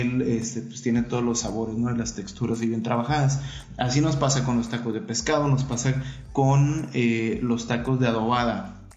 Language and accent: Spanish; Mexico; a nosotros como mexicanos